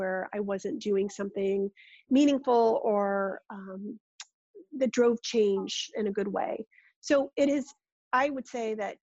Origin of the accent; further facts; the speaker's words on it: Rochester, New York, United States; I grew up in Rochester, New York